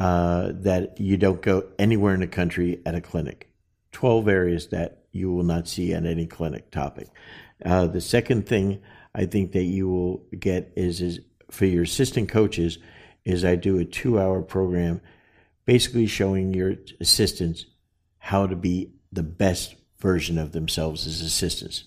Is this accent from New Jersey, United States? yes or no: yes; New Jersey, United States; us guys from Jersey